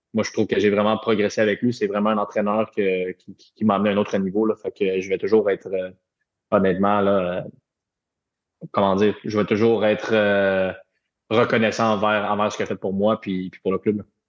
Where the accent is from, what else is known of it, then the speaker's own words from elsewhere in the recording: Repentigny, Quebec, Canada; also born or lived in Europe; now in Montreal, Canada; je suis chez moi à Montréal, puis je viens de Repentigny qui est pas trop loin